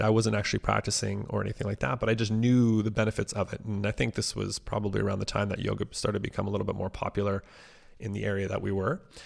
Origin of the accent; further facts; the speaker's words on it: Cornwall, Ontario, Canada; also born or lived in Ottawa; My hometown of Cornwall, which is only about an hour away from Ottawa, is a, a pretty small town.